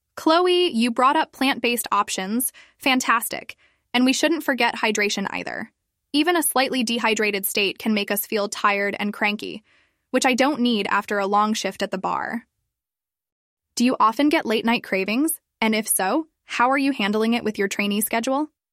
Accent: China; my hometown in China

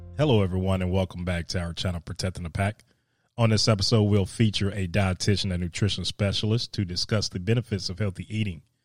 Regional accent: Yonkers, New York, United States; moved away as an adult; now in Alaska, United States; I've been in Alaska for three years, and I'm from Yonkers, New York

